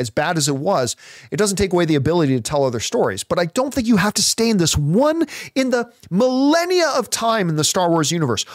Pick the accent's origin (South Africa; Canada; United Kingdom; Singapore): Canada; us Canadians